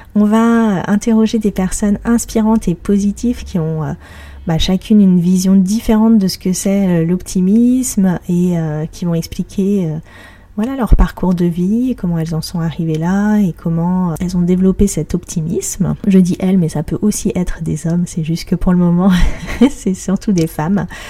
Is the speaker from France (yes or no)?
yes; Paris, Île-de-France, France; je suis parisienne